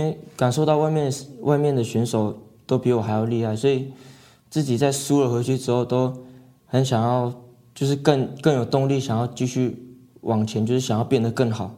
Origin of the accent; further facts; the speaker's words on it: Hualien County, Taiwan; 小时候是在外婆家长大的这样子，是。然后也会跟着部落里的人们一起打球啊，不管是篮球、棒球都打这样子